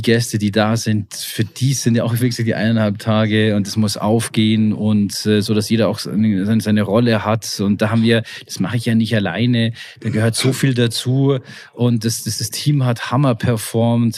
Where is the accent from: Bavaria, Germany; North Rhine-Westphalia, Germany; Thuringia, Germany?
Bavaria, Germany; ich als Bayer